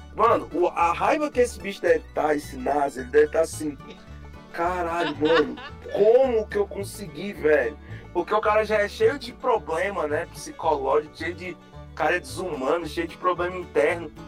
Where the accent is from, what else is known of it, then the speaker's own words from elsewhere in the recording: Brasília, Federal District, Brazil; Eu, eu nasci e fui criado na QNL, Taguatinga